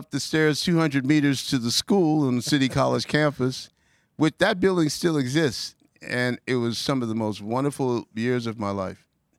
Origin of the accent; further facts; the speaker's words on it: New York City, New York, United States; It was Ozone Park, and it took about 2 hours to get there